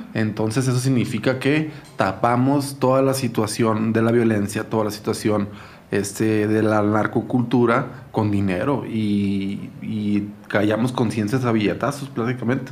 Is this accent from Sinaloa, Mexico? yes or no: yes; Culiacán, Sinaloa, Mexico; moved away as an adult; now in Mexico City, Mexico; mi ciudad es una ciudad bellísima